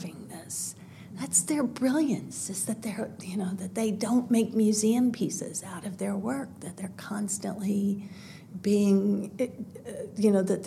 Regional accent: Midwest, United States; I'm from the Midwest and we didn't get to the theater a lot

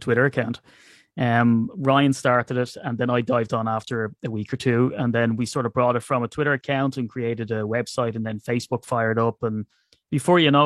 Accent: Ireland; I'm Irish

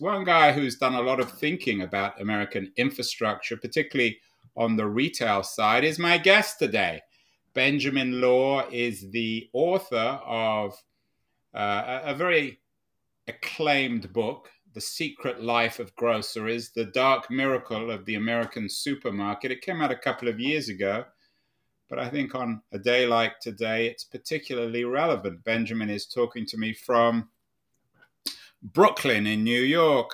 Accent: London, United Kingdom; I grew up in London where su-, department stores were, if not dominant, certainly iconic places like Selfridges and Harrods

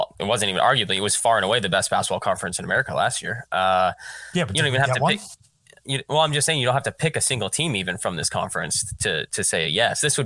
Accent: North Pole, Alaska, United States; I'm from North Pole, Alaska

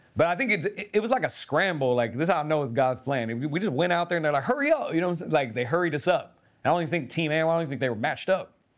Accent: Keizer, Oregon, United States; I grew up in Kaiser, Oregon

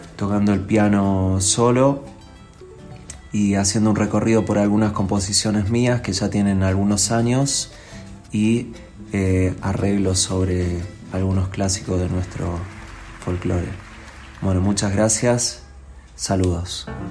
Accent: Argentina; soy un músico argentino toco el piano

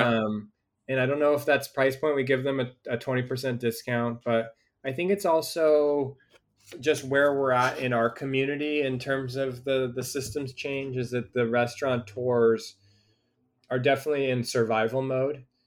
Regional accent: Newport Beach, California, United States; I grew up in Orange County, um, really Newport Beach, Southern California

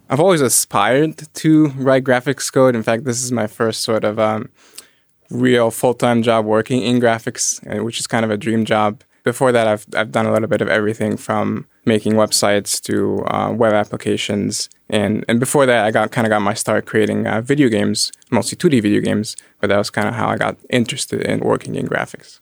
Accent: Egypt; moved away; I grew up in Egypt. I grew up around the pyramids

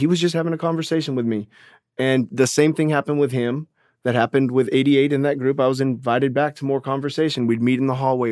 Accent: Orange County, California, United States; I grew up in Orange County, California

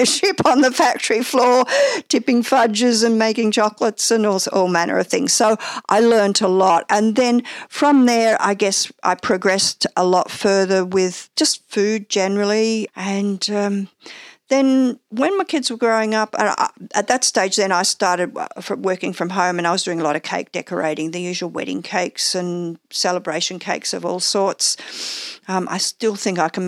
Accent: Cobram, Victoria, Australia; also born or lived in Warragul, Victoria / Drouin, Victoria; now in Melbourne, Australia; I was born in Gippsland in Warrigal, and family lived in Druin, which is actually not too far from where we are in Melbourne. It's probably about a 40-odd minute drive out into the country. And then from there, we moved to a citrus orchard in Cobram. So, you know, we had very much a country upbringing

